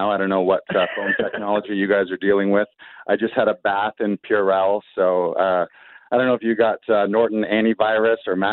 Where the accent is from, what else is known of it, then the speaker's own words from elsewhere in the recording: Orillia, Ontario, Canada; I had done a sellout show in my hometown in Orillia, which incidentally I had never done a show.